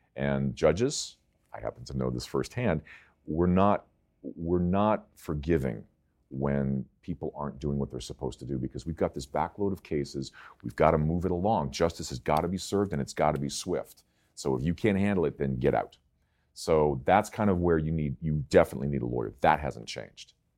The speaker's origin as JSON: {"language": "English", "town": "Palos Verdes", "region": "California", "country": "United States", "tie": "born or raised there", "said": "I grew up in Palos Verdes"}